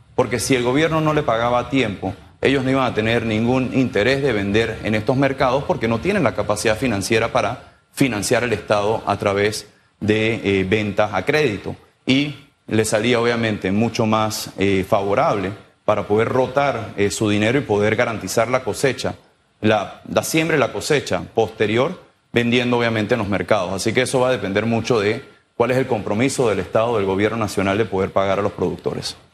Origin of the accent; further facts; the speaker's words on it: Panama; nosotros como sector privado, como panameños